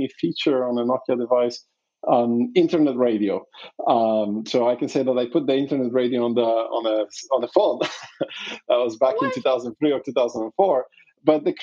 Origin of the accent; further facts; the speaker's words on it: Poland; I was born in Poland during communism